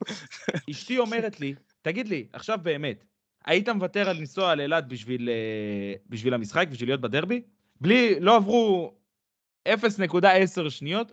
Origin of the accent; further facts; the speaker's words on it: Bat Yam, Tel Aviv District, Israel; אני גדלתי בבת ים